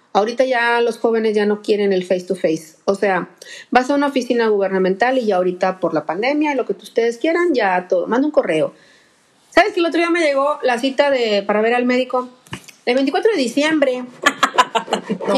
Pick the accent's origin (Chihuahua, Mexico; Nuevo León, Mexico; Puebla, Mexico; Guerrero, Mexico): Nuevo León, Mexico; Monterrey; yo soy la regia